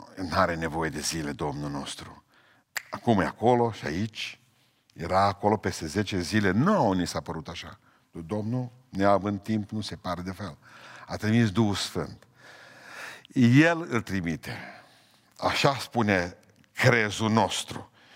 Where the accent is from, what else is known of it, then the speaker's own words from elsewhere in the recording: Romania; sunt român, înainte de a fi cetățean al planetei, sunt cetățean român